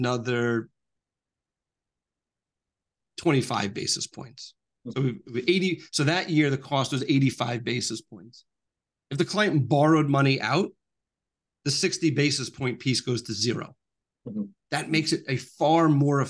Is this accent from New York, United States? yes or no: yes; New York, United States; I'm from New York